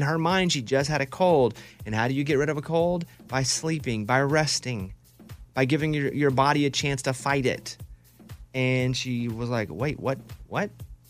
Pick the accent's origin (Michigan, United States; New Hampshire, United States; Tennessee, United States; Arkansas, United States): Arkansas, United States; also born or lived in Austin, Texas; now in Nashville, United States; I am so anti-cold, and I've lived, growing up in Arkansas, living in Nashville now, they're cold for 4 months of the year, and I hate it.